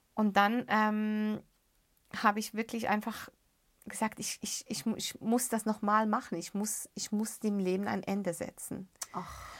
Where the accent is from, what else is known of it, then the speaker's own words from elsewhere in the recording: Beirut, Beirut Governorate, Lebanon; moved away; ich bin ja in den Slums von Beirut aufgewachsen